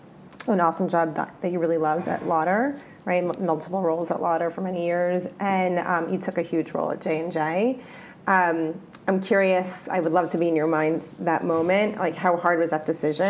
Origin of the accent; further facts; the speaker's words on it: New Jersey, United States; I grew up in New Jersey, so it wasn't hard for me to say I want to have a career in New York